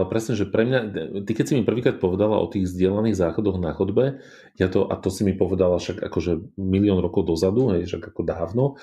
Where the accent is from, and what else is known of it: Bratislava, Bratislava Region, Slovakia; born or raised there